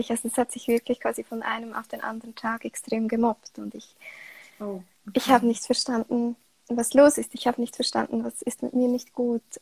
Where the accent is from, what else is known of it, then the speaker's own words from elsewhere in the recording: Switzerland; Wie man hört, äh, komme ich aus der Schweiz. Und ich bin aktuell 29 Jahre alt.